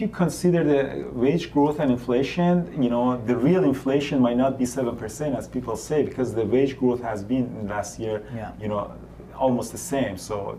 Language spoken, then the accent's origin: English; Iran; moved away; I grew up in Iran, and when I was growing up, we saw inflation of as high as 40%.